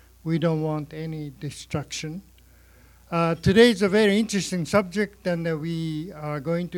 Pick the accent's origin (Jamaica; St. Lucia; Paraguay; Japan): Japan; accent: Japanese; English is a second language; now in Canada; Sorry about my Japanese accent.